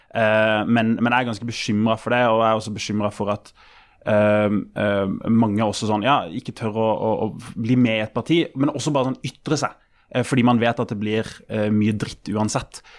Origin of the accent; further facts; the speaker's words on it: Kristiansand, Agder, Norway; Jeg er fra Kristiansand